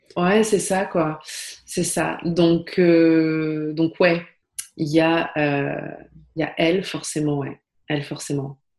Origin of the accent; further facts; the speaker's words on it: Paris, Île-de-France, France; moved away as an adult; also born or lived in Brussels; je suis parisienne et je vivais à Paris